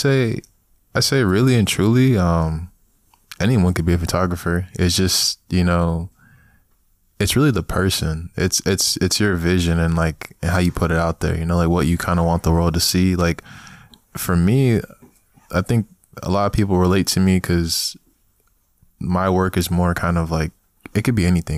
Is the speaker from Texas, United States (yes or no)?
no; New York City, New York, United States; now in Chicago, United States; I was born in Brooklyn. So, man, nineteen ninety-six, you know, got throwed up, you know, nineties baby out here, um, came out of Brooklyn, Flatbush